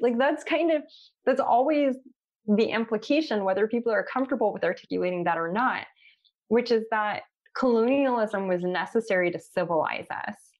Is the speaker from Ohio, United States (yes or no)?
no; Los Angeles, California, United States; growing up in Los Angeles